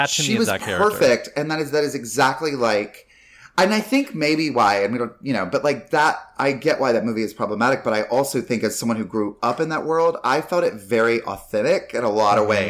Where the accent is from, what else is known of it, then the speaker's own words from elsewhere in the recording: North Carolina, United States; I grew up mainly in North